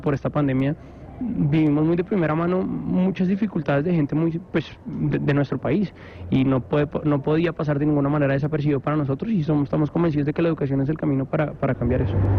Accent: Colombia; nosotros como colombianos

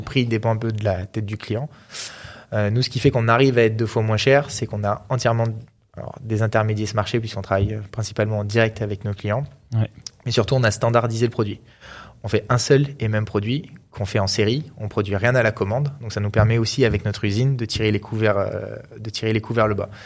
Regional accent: Grenoble, Auvergne-Rhône-Alpes, France; on est grenoblois

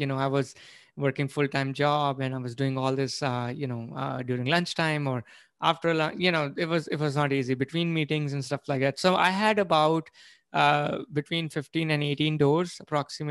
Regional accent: India; moved away as an adult; now in United States; I was born and brought up in India. I came here in 2003

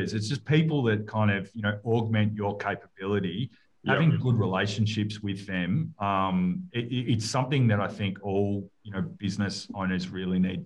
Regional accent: Melbourne, Victoria, Australia; I grew up in Carlton, early days of, you know, in my early years

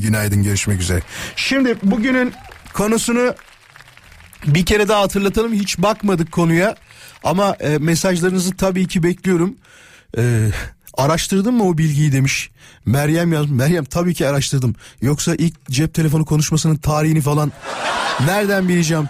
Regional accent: İzmit, Kocaeli, Turkey; Canım memleketim İzmit'e doğru bir yol alacağız

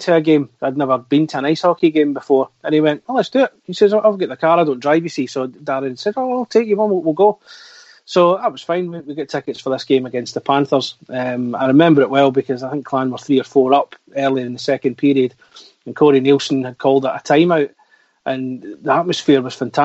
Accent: East Kilbride, Scotland, United Kingdom; I was manager of a video shop in my hometown of East Kilbride.

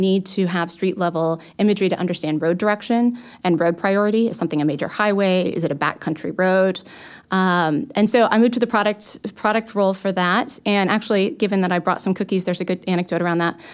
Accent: Los Angeles, California, United States; moved away; I'm originally from Los Angeles

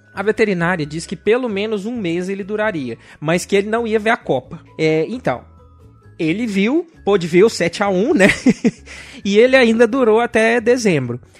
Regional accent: Belo Horizonte, Minas Gerais, Brazil; eu sou de Belo Horizonte

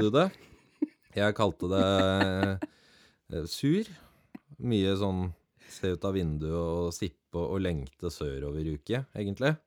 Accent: around the Oslo area, Eastern Norway, Norway; also born or lived in Grenland; now in Finnmark, Norway; Jeg har vokst opp eh, rundt i ja, Rundt Oslogryta til og fra to timer

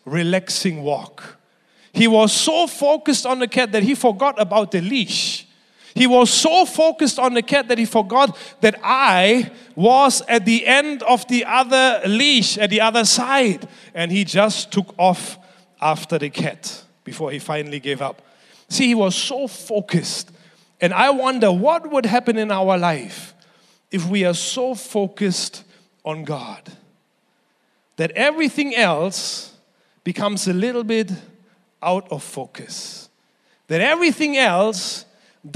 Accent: Germany; moved away; When I was growing up in Germany, I was 14 years old.

